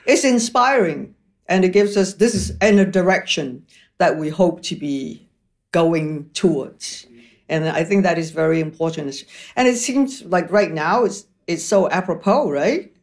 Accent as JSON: {"language": "English", "country": "Malaysia", "also_born_or_lived": "Paris, France / Toronto, Canada", "moved": "yes", "said": "I'm from Malaysia. So Malaysia really is my main residence"}